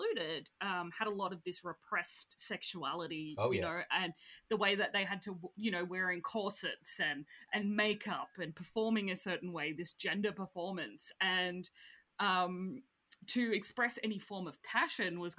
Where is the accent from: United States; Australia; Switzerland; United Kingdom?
Australia; I'm Australian